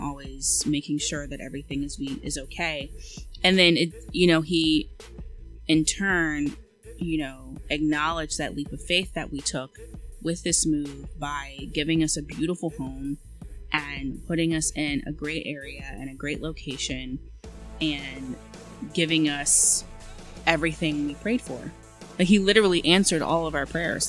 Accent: Eastern Shore of Maryland, United States; moved away as an adult; also born or lived in Philadelphia, United States; now in Washington DC suburbs, United States; I'm from the Eastern Shore

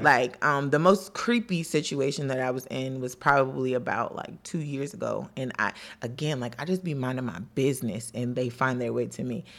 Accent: Washington, District of Columbia, United States; also born or lived in Maryland; I grew up in D C and Maryland

